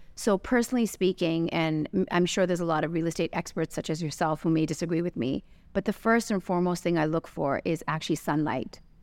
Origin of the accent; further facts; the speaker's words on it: Canada; also born or lived in London, United Kingdom / Los Angeles, United States / Santa Monica, California, United States; now in Dubai, United Arab Emirates; I was born in London and I was raised in Canada